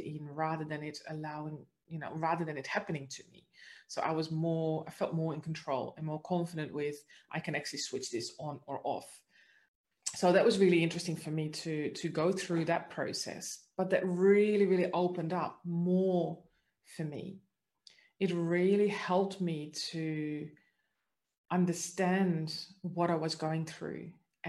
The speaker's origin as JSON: {"language": "English", "country": "Netherlands", "lives_now": "Australia", "said": "But the interesting part is that this didn't start until I actually had moved to Australia, because I'm originally from the Netherlands."}